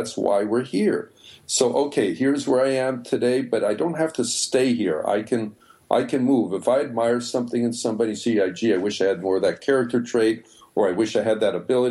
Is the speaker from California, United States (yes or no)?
no; Chicago, Illinois, United States; moved away; also born or lived in New York; I come from Chicago